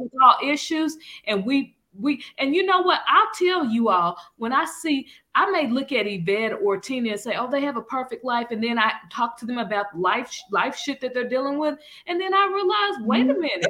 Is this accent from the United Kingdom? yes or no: no; Arkansas, United States; moved away; I'm from Arkansas